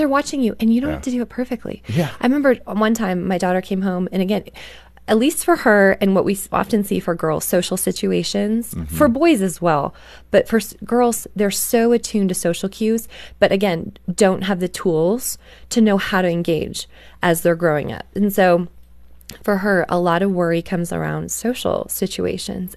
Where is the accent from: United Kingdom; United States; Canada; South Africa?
Canada; I grew up in Canada